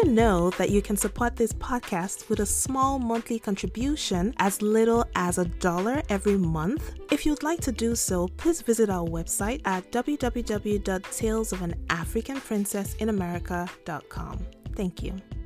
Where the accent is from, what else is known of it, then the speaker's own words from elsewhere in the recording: Lagos, Nigeria; I do understand Yoruba because I grew up in Lagos.